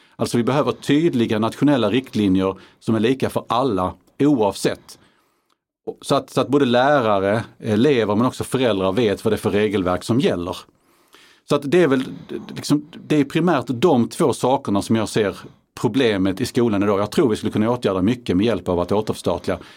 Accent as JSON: {"language": "Swedish", "town": "Karlskrona", "region": "Blekinge", "country": "Sweden", "tie": "born or raised there", "said": "min hemkommun Karlskrona"}